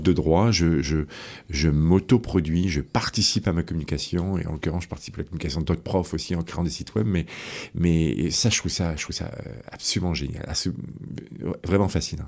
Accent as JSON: {"language": "French", "country": "France", "also_born_or_lived": "Rennes, France", "moved": "as an adult", "lives_now": "Quebec, Canada", "said": "Je venais de France, donc j'ai fait mon, ma maîtrise à, Rennes, à l'Université de Rennes, en Bretagne."}